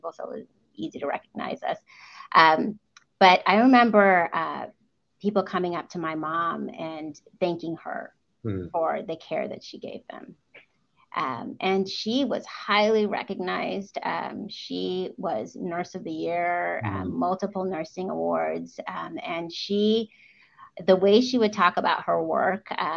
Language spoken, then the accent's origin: English; United States; first language English; also born or lived in Walla Walla, Washington; I immigrated to the United States when I was 3 months old. So I am probably as an immigrant, as American as it gets, seeing as I've lived a majority of my life here and I actually only speak English